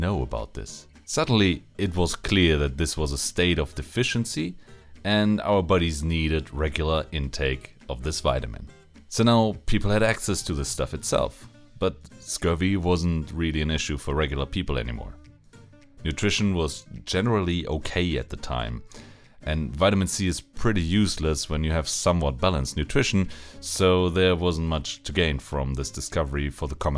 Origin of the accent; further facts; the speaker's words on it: Germany; I'm a pharmacist from Germany